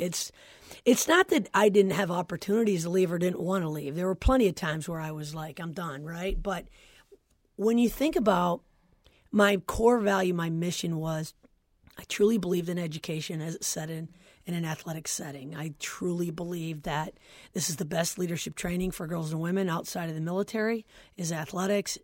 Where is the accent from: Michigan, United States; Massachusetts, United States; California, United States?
Michigan, United States; Flint; I'm from Flint, Michigan. And, um, and our high school was good